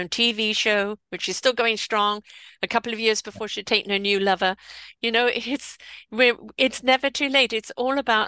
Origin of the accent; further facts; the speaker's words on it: England, United Kingdom; I am English.